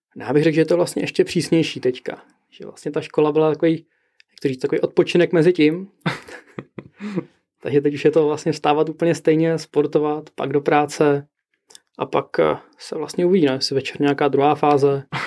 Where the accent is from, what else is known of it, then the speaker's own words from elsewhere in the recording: Prague, Czechia; tak jsem z Prahy